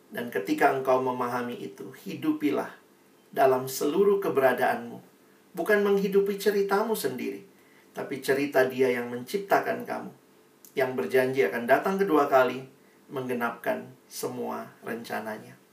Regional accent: Makassar, South Sulawesi, Indonesia; now in Jakarta, Indonesia; saya mahasiswa baru dari luar kota. Saya kuliah di UI, saya dari Makassar. Saya orang daerah, takut nggak punya teman di Jakarta.

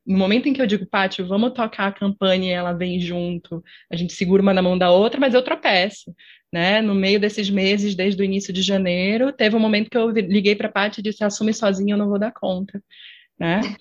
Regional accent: Pará, Brazil; moved away as an adult; now in Curitiba, Brazil; eu não sou daqui de Curitiba, eu sou do Pará

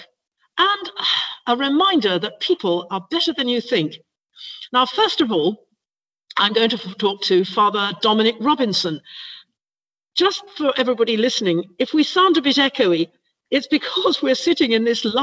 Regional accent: London, United Kingdom; as a Londoner

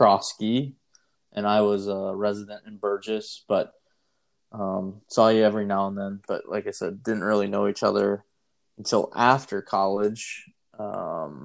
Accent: Gerritsen, South Dakota, United States; born and raised in Gerritsen, South Dakota

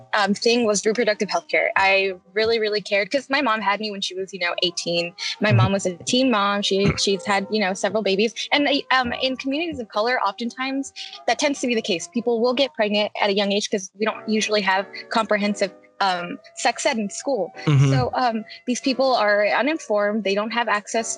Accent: Arizona, United States; moved away as an adult; also born or lived in Phoenix; now in Arkansas, United States; I'm actually from Arizona

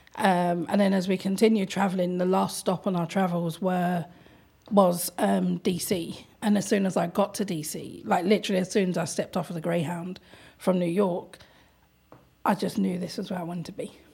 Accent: London, United Kingdom; I'm from London

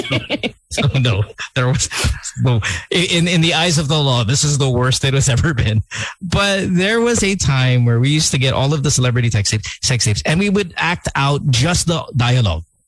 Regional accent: Manila, Metro Manila, Philippines; I'm from Manila

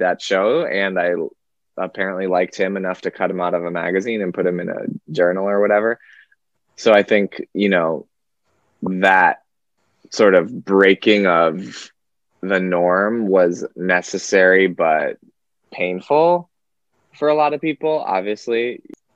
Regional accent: Wisconsin, United States; moved away as an adult; also born or lived in Nevada / New York; now in California, United States; I grew up in Wisconsin, but I was born in California and lived in Nevada for a little bit of my life

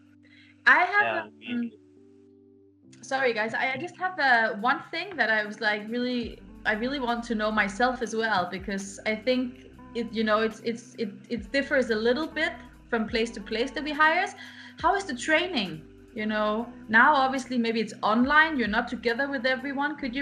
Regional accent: Denmark; English is a second language; We're all from Denmark

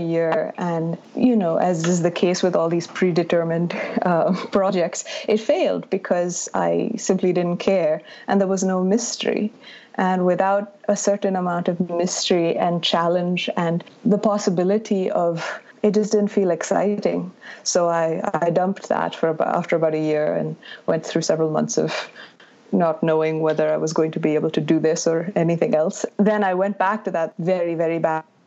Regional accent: Bangalore, Karnataka, India; I grew up in Bangalore, which is in the south

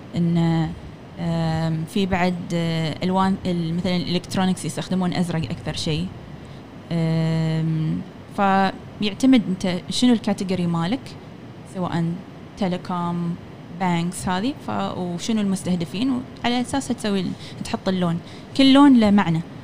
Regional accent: Oman; هني كعمانيين

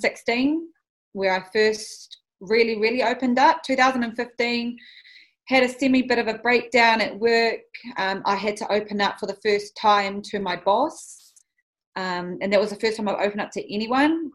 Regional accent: Auckland, New Zealand; I am born and bred in East Auckland. I'm from Pāmua, but I grew up as a central girl.

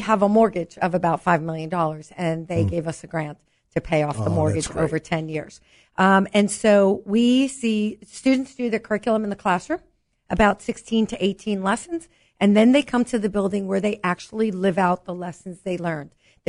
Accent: New York City, New York, United States; I'm a New Yorker. I'm a girl from Brooklyn.

